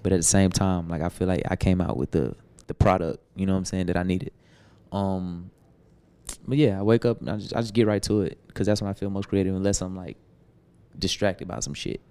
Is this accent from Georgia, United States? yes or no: yes; Atlanta, Georgia, United States; I'm from Atlanta